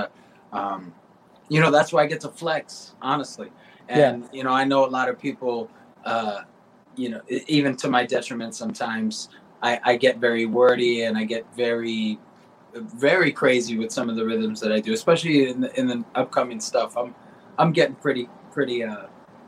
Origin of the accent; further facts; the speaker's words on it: South Florida, United States; I grew up in South Florida